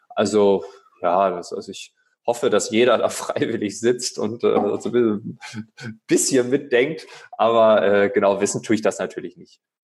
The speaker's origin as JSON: {"language": "German", "area": "East Frisia", "region": "Lower Saxony", "country": "Germany", "tie": "born or raised there", "moved": "yes", "said": "in meiner Heimat Ostfriesland"}